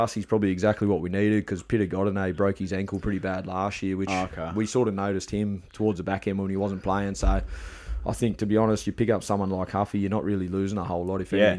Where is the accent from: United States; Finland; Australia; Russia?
Australia; Bathurst, New South Wales; I was born in Bathurst.